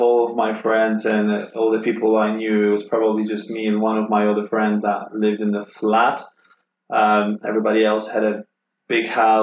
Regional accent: Poland; English is a second language; moved away as an adult; now in Corby, United Kingdom; originally born and bred in Poland

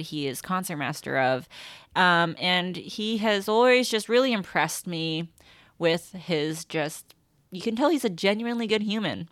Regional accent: Alaska, United States; also born or lived in California; now in San Francisco, United States; I'm from Alaska.

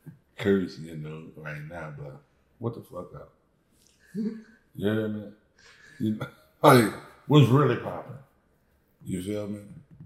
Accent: New Orleans, Louisiana, United States; I'm from New Orleans, right?

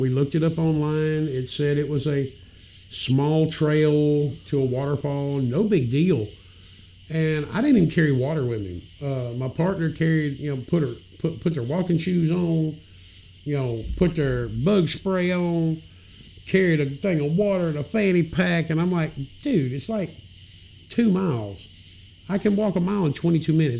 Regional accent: Memphis, Tennessee, United States; moved away; I grew up in Memphis.

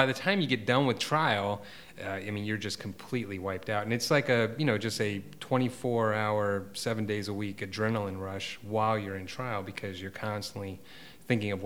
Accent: East Coast, United States; moved away as an adult; also born or lived in Portland, Oregon / Atlanta, Georgia; now in Savannah, United States; I was from the East Coast.

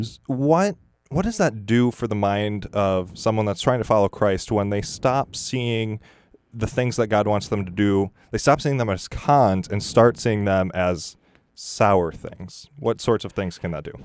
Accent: Michigan, United States; moved away; I'm from Michigan

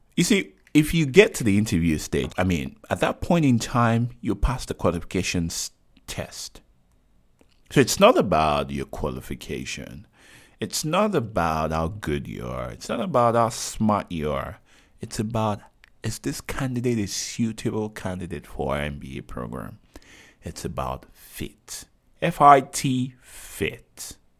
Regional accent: Nigeria; I'm Nigerian

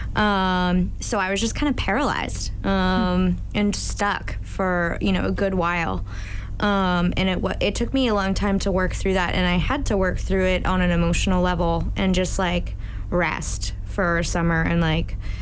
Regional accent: Plymouth, Massachusetts, United States; I'm originally from Plymouth, Mass.

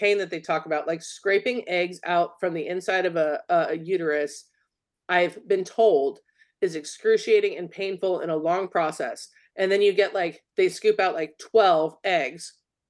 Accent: California, United States; We're from California.

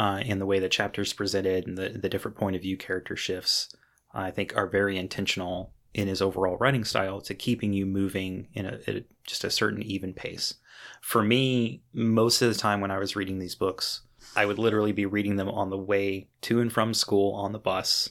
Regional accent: United States; being an American reader

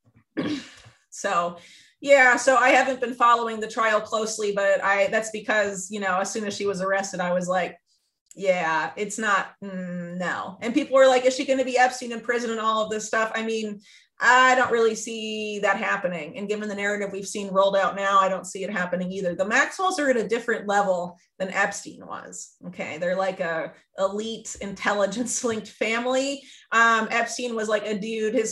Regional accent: the South, United States; moved away as an adult; also born or lived in Cusco, Peru; I'm from the South

